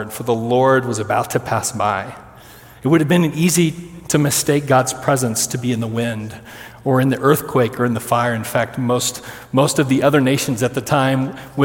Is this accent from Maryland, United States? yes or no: no; Kansas, United States; I'm from Kansas